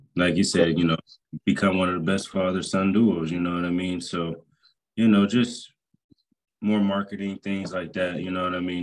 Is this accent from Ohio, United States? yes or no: yes; Youngstown, Ohio, United States; I'm from Youngstown, Ohio as well.